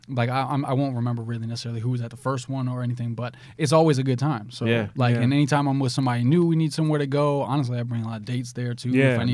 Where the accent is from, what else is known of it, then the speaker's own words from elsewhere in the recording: New Jersey, United States; From New Jersey, born and raised.